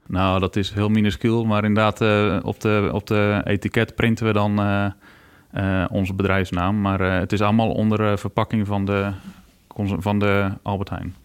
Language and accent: Dutch; Friesland, Netherlands; also born or lived in Poortugaal, South Holland (near Rotterdam); ik ben nou officieel meer Fries als Hollander, zeggen ze dan. We zitten hier nou 21 jaar. Eh, maar we komen van oorsprong uit uh, Portugal